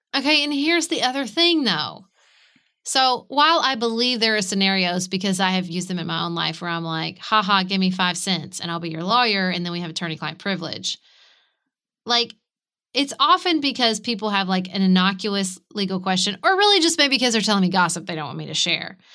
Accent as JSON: {"language": "English", "country": "United States", "said": "as an American"}